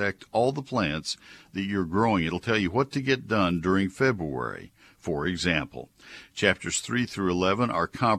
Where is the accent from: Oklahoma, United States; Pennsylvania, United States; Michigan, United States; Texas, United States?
Texas, United States; College Station; When I was a kid, growing up in College Station